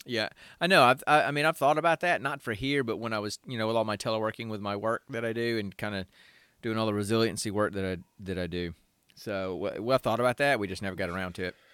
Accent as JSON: {"language": "English", "region": "Alabama", "country": "United States", "tie": "born or raised there", "moved": "yes", "lives_now": "Georgia, United States", "said": "I was born and raised in Alabama, and I live in Georgia."}